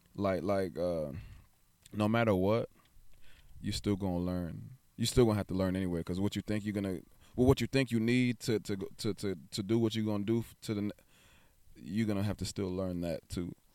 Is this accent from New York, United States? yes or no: yes; New York, United States; now in Texas, United States; I'm originally from New York.